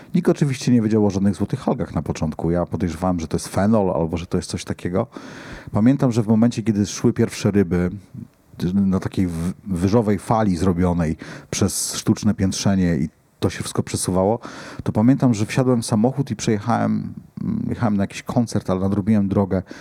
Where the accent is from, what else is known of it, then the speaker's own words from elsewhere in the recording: Poland; ja się wychowałem nad Odrą, całe życie mieszkałem nad Odrą